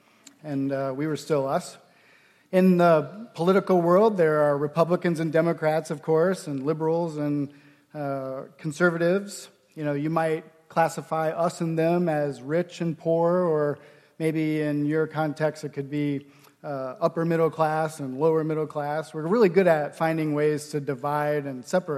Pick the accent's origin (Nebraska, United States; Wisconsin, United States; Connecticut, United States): Nebraska, United States; When I was a kid, growing up in Nebraska